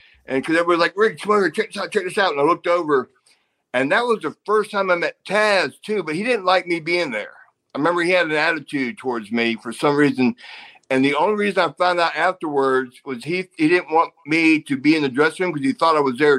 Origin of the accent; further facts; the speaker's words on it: United States; But because I'm American male, your favorite.